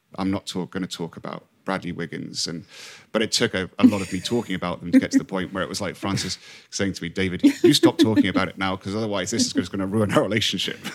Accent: Hong Kong; moved away; I came from Hong Kong, so I didn't really have my home to go back

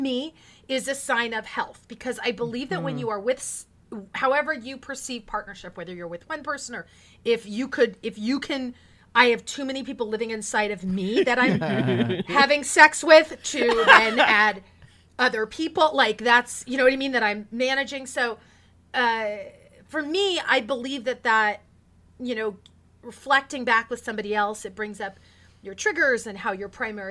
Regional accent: Porterville, California, United States; I was raised in the Central Valley of California

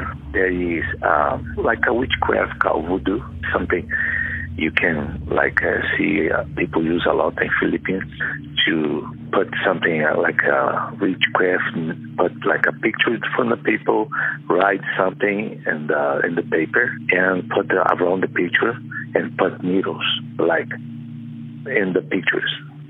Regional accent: Brazil; English is a second language; moved away as an adult; now in United States; I moved from Brazil to United States because I'm being invited to be a pastor in United States because I was pastor in Brazil, too.

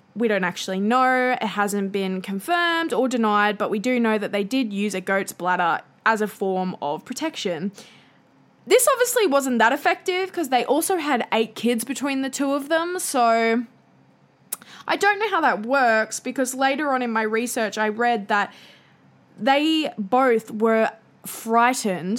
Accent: Australia; accent: bogan Australian; my bogan Australian accent

